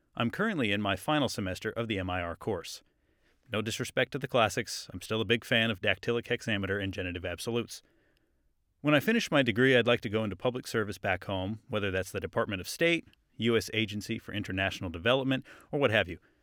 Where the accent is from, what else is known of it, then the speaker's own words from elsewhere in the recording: Bellingham, Washington, United States; moved away as an adult; now in Australia; I'm from Bellingham, Washington, U S